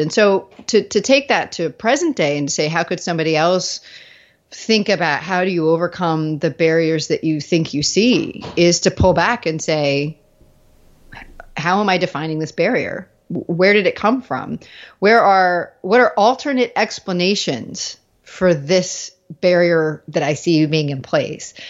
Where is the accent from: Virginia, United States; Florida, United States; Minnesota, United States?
Virginia, United States; Virginia Beach; moved away as an adult; also born or lived in New England / Dallas; I grew up in Virginia Beach